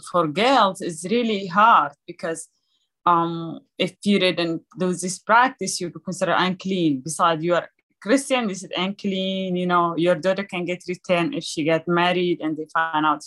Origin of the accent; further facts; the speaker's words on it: Sudan; moved away; being born in a refugee camp in Sudan, beautiful country in Africa.